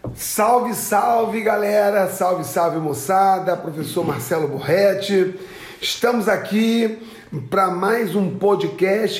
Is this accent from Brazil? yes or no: yes; Duque de Caxias, Rio de Janeiro, Brazil; moved away; eu vim do Rio de Janeiro, né? E morei na Baixada Fluminense minha vida toda, né? No município de Duque de Caxias